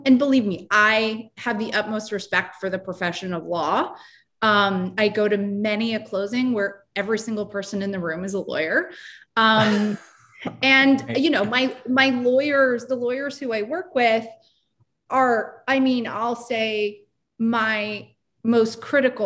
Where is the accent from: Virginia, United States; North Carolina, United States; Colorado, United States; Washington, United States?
Washington, United States; Seattle; moved away as an adult; also born or lived in upstate New York; now in Brooklyn, United States; I grew up in Seattle